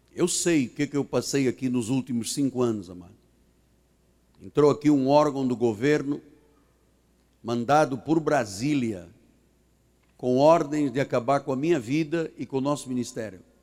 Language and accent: Portuguese; Portugal; now in Brazil; porque eu sou estrangeiro, eu sou português